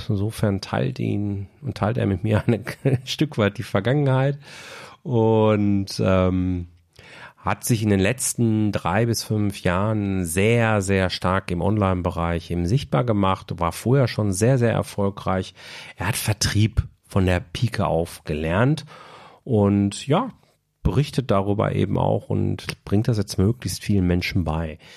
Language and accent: German; Bochum, North Rhine-Westphalia, Germany; da Bochum auch von Haltern jetzt echt nur ein Katzensprung entfernt ist und zudem eben auch meine Heimatstadt